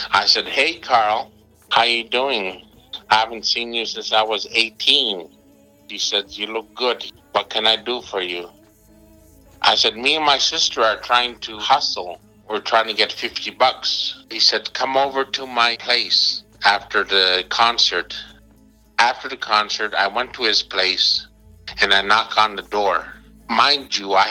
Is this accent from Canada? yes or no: yes; Montreal, Quebec, Canada; I'm from Montreal